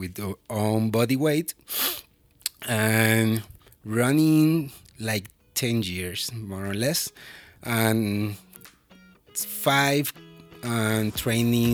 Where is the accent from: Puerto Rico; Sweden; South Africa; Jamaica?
Puerto Rico; moved away as an adult; now in Estes Park, United States; I'm coming from Puerto Rico.